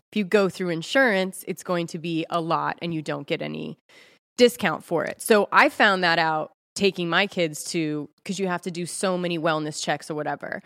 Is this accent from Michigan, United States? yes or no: no; Ojai, California, United States; I'm from Ojai, California